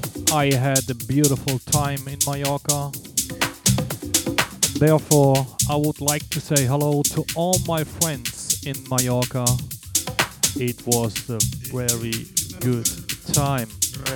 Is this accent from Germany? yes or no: yes; Cologne, North Rhine-Westphalia, Germany; Live from my hometown, Cologne